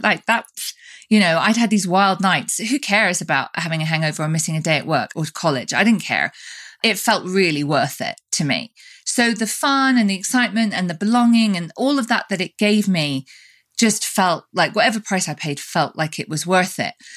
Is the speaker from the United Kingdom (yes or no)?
yes; United Kingdom; now in United States; we're both British, but we both live in different countries. You live in Europe and I live in the States.